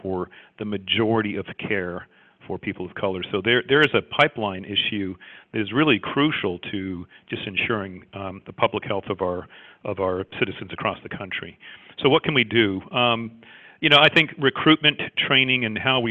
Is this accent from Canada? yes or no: yes; Canada; also born or lived in Jamaica; I was actually born in Jamaica, as you can tell by my thick Jamaican accent. and I grew up in Canada. I was only in Jamaica for a year